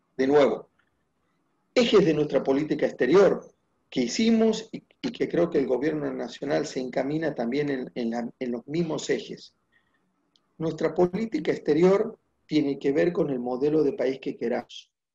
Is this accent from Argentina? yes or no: yes; Argentina